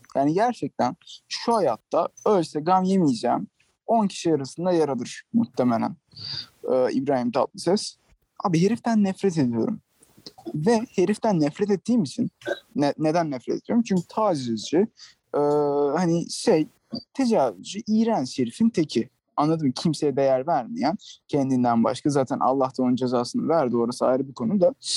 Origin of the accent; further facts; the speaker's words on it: Turkey; now in Barcelona, Spain; ben Türk'üm